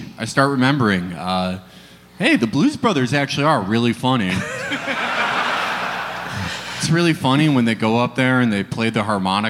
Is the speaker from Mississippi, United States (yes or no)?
no; Chicago, Illinois, United States; moved away as an adult; also born or lived in New York; now in Los Angeles, United States; I grew up in Hyde Park, which is a typical Midwestern town.